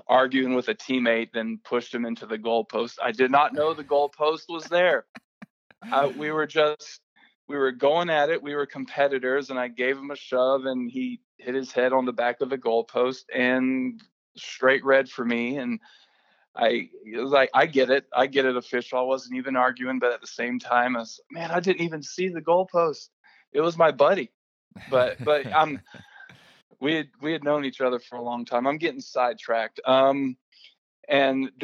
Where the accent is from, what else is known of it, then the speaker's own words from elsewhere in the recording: Raeford, North Carolina, United States; I was born and raised in Rayford, North Carolina, small town outside of Fayetteville, North Carolina